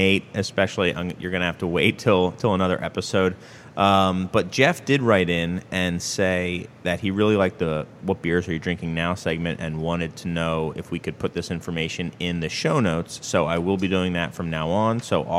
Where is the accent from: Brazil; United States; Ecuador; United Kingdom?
United Kingdom; England; Oh, my accent. Yeah. No, I'm from England originally. I hide it well.